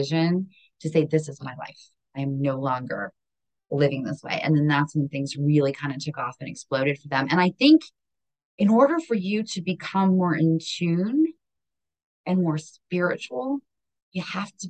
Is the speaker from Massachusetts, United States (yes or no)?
no; Hazleton, Pennsylvania, United States; now in Maryland, United States; I come from the global metropolis of Hazleton, Pennsylvania